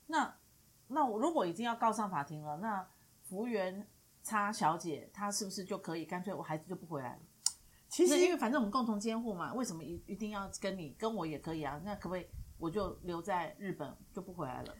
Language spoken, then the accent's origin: Chinese; Taiwan; 我们台湾人总是要把自己的孩子拿回来